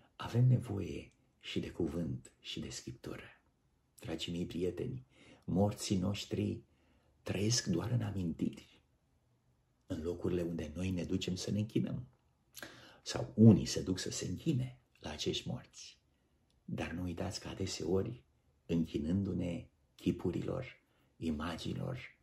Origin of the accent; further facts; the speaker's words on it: Romania; Noi, ca români